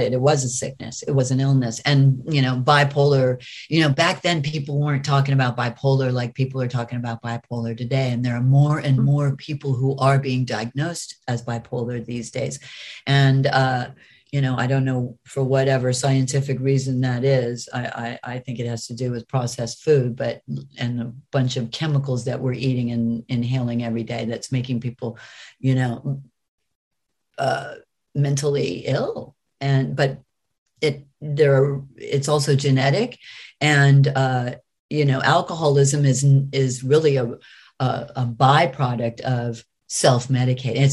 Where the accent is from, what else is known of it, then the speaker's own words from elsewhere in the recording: United States; I'm American